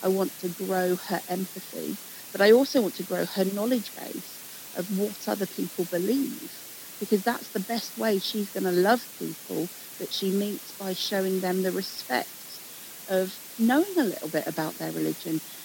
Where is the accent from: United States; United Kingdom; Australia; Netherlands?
United Kingdom; England; Growing up in England